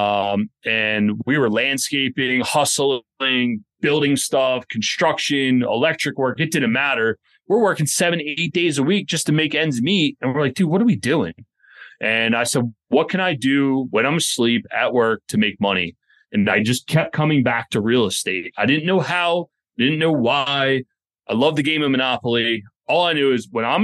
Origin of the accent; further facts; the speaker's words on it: outside of Philadelphia, Pennsylvania, United States; moved away as an adult; also born or lived in Baltimore; We grew up outside of Philadelphia